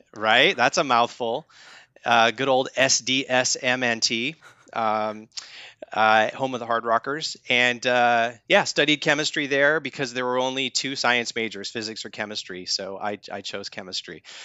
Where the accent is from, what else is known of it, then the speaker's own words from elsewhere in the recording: Spearfish, South Dakota, United States; moved away; I was born and raised in the Black Hills of South Dakota in Spearfish, South Dakota